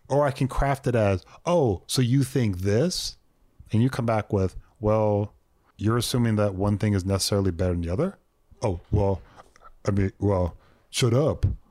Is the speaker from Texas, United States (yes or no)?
yes; Texas, United States; I was born in Texas